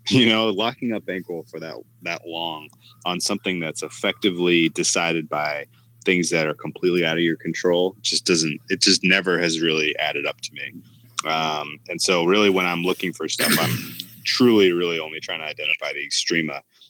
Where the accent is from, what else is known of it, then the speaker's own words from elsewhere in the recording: New York, United States; this team, and I want to go to BP first as being a New Yorker, this team is one of those teams where I will go down swinging.